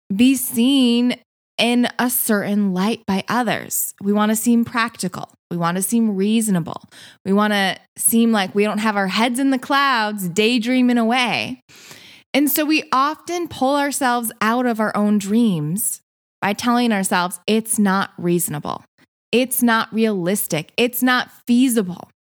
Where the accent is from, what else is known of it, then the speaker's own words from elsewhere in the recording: Michigan, United States; moved away as an adult; also born or lived in San Diego; But I'm from Michigan, so I am now back in Michigan